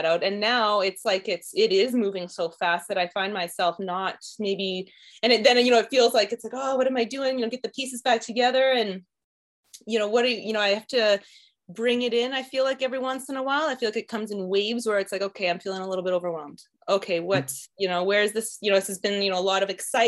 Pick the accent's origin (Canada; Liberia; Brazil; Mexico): Canada; Saskatchewan; moved away as an adult; the way I grew up in Saskatchewan